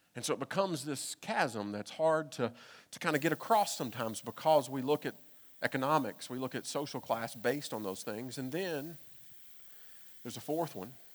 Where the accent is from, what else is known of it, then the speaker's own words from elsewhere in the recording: Kentucky, United States; moved away; I'm from Kentucky.